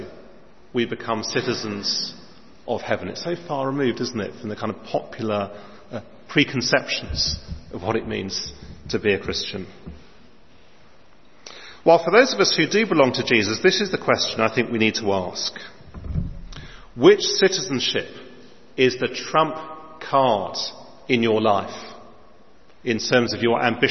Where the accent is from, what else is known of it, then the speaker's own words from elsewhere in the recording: London, United Kingdom; my place of birth in North London